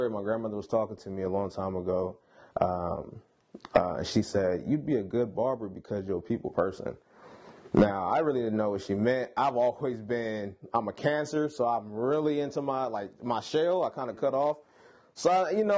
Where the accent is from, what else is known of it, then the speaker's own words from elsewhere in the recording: Sacramento, California, United States; from Sacramento